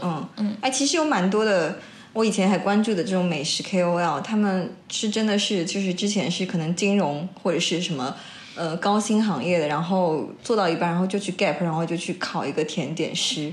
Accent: Wuxi, Jiangsu, China; now in Shanghai, China; 我们家附近有一个， 一个市， 一个市场是整个无锡市最大的一个批发的一个市场

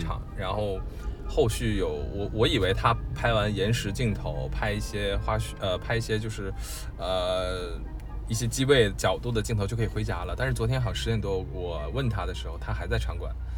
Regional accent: Northeast China, China; now in Beijing, China; 比如说我是东北人，我就不太喜欢我家乡很地道的东北话，我就觉得有点土

